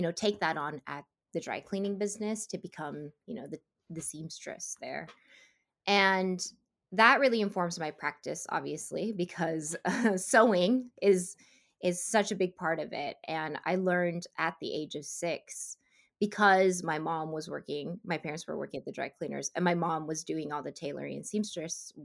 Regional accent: Central Valley, California, United States; also born or lived in Seoul, South Korea; I was born in Seoul, South Korea, and at the age of 5 and a half, me and my family moved to the Central Valley in California

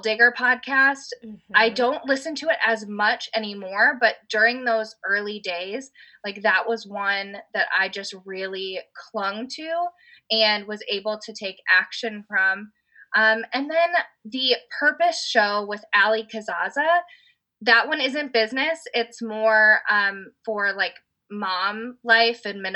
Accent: Indiana, United States; my husband, we're from Indiana

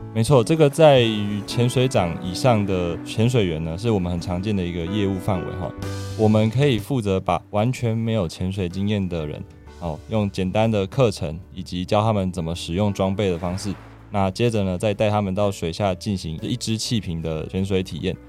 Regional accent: Taipei, Taiwan; moved away as an adult; also born or lived in southern Taiwan; 我是台北人，不过现在在南部工作跟生活

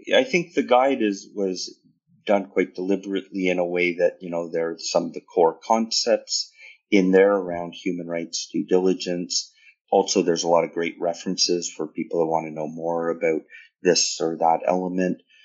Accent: Canada; as a Canadian

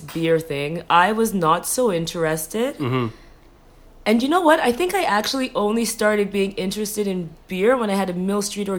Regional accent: Jamaica; I'm Jamaican.

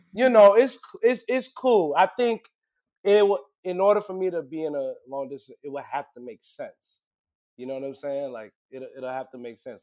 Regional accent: New York City, New York, United States; I'm from Brooklyn, born and raised

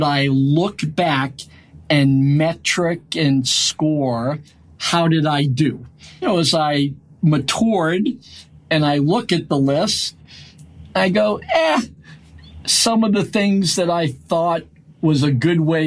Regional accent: Lowell, Massachusetts, United States; also born or lived in Brooklyn, New York; We grew up in Lowell, Massachusetts, working in mills

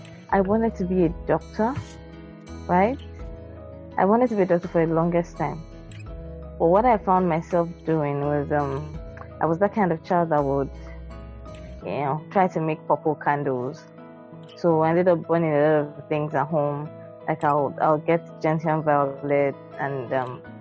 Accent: Lagos, Nigeria; moved away as an adult; now in Abuja, Nigeria; I grew up in Lagos, Nigeria.

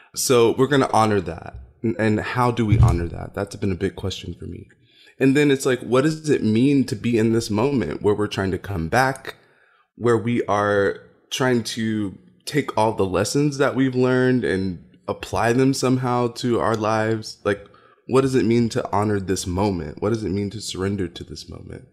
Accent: Louisville, Kentucky, United States; I grew up in Louisville, Kentucky

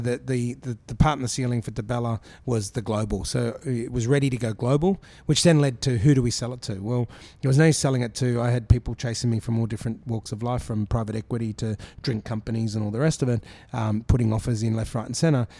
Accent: Brisbane, Queensland, Australia; I grew up in Brisbane

